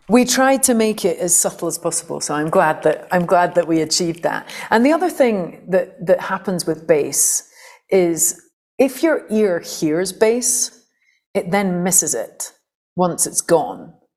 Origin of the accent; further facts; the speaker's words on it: St Andrews, Scotland, United Kingdom; I'd come out of a very kind of anarchic punk folk scene in Fife, where I grew up in Scotland